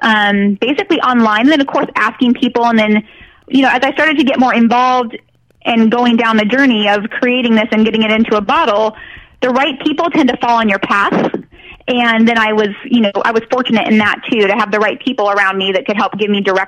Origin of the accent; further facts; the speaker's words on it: Northern California, United States; I'm from Northern California, and I grew up with two moms